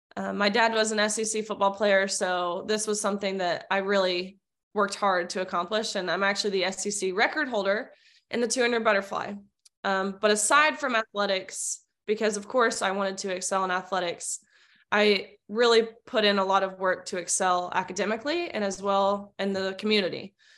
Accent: Nashville, Tennessee, United States; I'm born and raised in Nashville, Tennessee

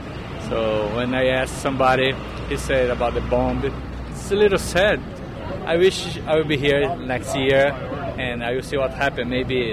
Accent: São Paulo, Brazil; I'm from São Paulo, Brazil.

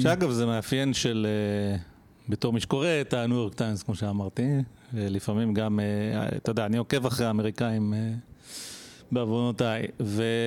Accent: Israel; בתור ישראלי שחי פה

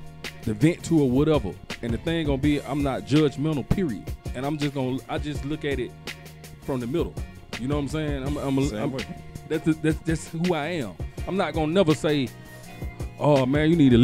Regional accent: Englewood, United States; we grew up in Englewood

